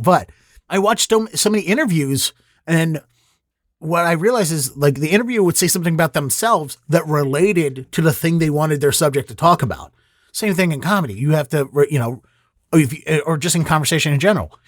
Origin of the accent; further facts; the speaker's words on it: Baltimore, Maryland, United States; I'm from Baltimore